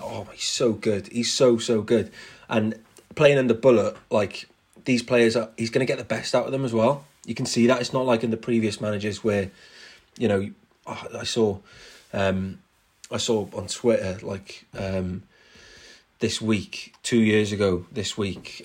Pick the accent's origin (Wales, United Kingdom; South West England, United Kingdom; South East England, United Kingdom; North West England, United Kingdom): Wales, United Kingdom; Cardiff; I was born in Cardiff, um, back in '95.